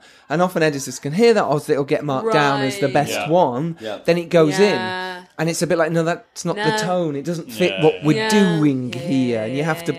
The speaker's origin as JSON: {"language": "English", "region": "England", "country": "United Kingdom", "said": "We struggle, don't we, as English people, to say, oh, yes, maybe I am a filmmaker."}